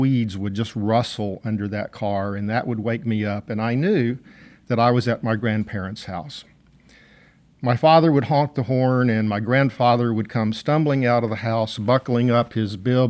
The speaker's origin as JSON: {"language": "English", "region": "Texas", "country": "United States", "accent": "Texas accent", "said": "I will try to revert to my Texas accent for this story."}